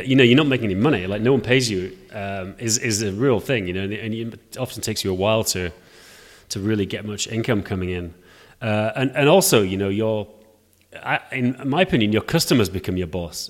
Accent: England, United Kingdom; now in Prague, Czech Republic; I live in Prague, although I'm English

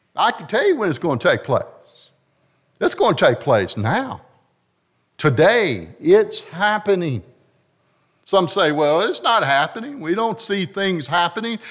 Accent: North Carolina, United States; I'm from North Carolina

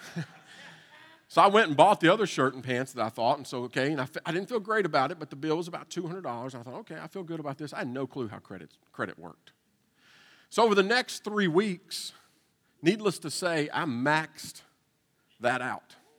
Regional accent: Eastern Kentucky, United States; moved away as an adult; also born or lived in Nashville, Tennessee; I was uh, born and raised in Kentucky

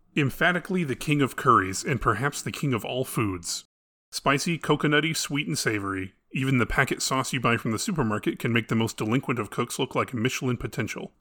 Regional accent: United States; as an American

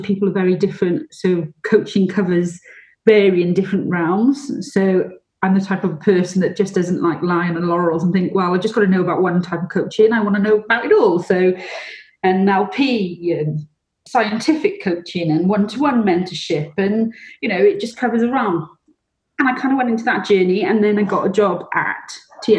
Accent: Welsh, Wales, United Kingdom; being Welsh

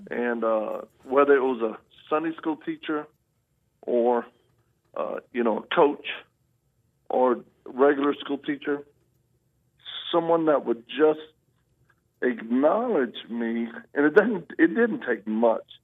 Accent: Louisiana, United States; also born or lived in Mississippi / Texas; Well, I, I'm a Southern boy. I was born in Louisiana

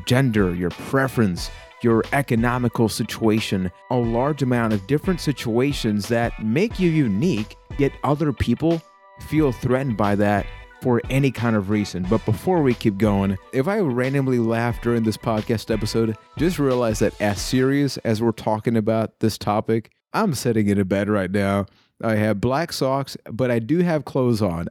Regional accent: Puerto Rico; I am from Puerto Rico

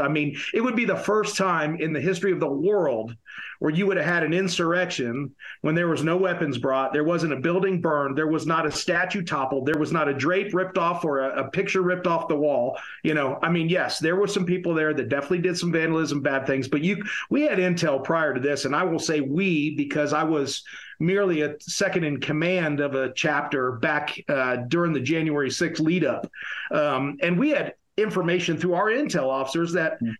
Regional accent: upstate New York, United States; my hometown in upstate New York

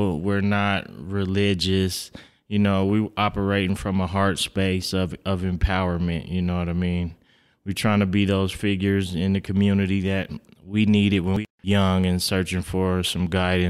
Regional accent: Reno, Nevada, United States; Born and raised in Reno, yes, sir.

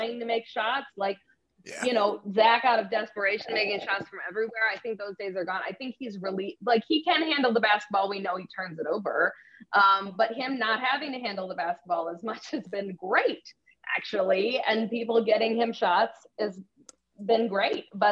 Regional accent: Chicago, Illinois, United States; I'm from Chicagoland

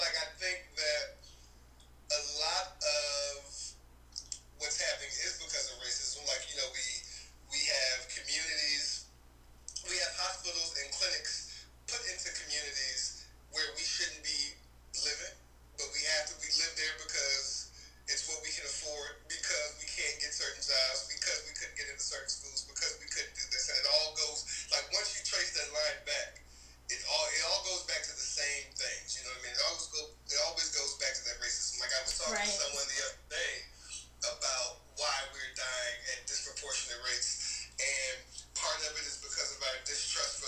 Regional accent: Charlottesville, Virginia, United States; moved away; I'm from Virginia. I'm from Charlottesville, Virginia

